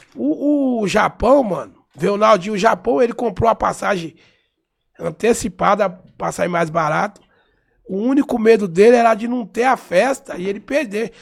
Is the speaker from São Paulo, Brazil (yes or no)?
yes; São Paulo, Brazil; eu sou paulistano, nasci em São Paulo